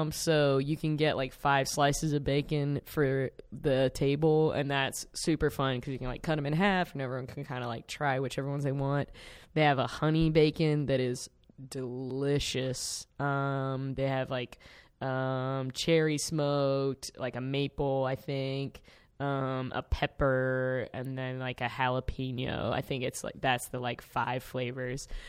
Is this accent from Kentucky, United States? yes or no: no; South Carolina, United States; now in Chicago, United States; I'm from South Carolina.